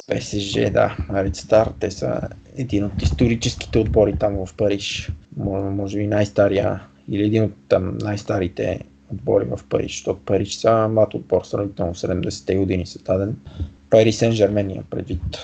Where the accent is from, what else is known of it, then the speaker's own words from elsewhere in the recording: Bulgaria; съм българин